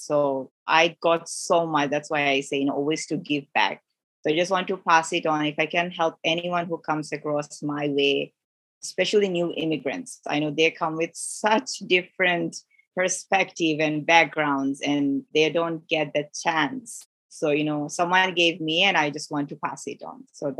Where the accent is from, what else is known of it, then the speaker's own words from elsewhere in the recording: Bangladesh; also born or lived in Middle East; now in Canada; I'm from Bangladesh, grew up in Middle East, so I can relate to Middle Eastern people, people from Kuwait and Saudi Arabia, how they interact, their culture. My background is South Asia